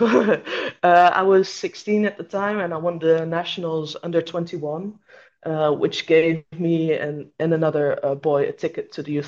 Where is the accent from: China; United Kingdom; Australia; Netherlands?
Netherlands; born or raised there